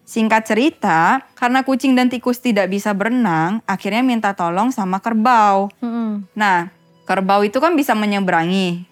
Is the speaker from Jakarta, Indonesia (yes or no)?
yes; Jakarta, Indonesia; also born or lived in Taiwan; kita sebagai anak Jakarta